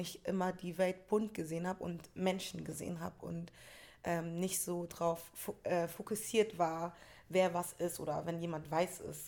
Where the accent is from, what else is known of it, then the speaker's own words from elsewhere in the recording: Hamburg, Germany; aus Hamburg war schon so, wir sind die Hamburger